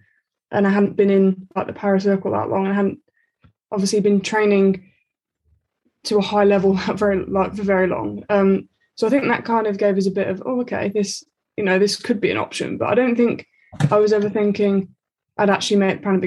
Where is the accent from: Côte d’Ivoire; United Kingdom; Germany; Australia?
United Kingdom; Aldridge, West Midlands; also born or lived in Aldershot; we moved from Aldershot to Aldridge, and that's what Ellie's like hometown. So we ended up living in the same village and going to the same school